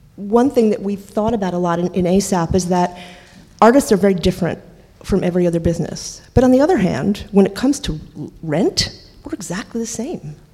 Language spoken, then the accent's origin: English; New York, United States; I grew up in New York, um, in Washington Heights